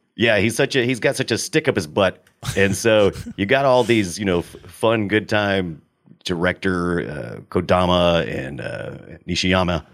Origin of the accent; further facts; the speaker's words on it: United States; I'm an American